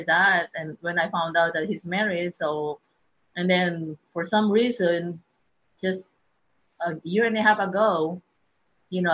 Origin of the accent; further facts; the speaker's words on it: Manila, Metro Manila, Philippines; moved away as an adult; also born or lived in Idaho; now in Texas, United States; I was born and grew up in Manila, and I moved to U.S. 2005 and ended up here in Texas.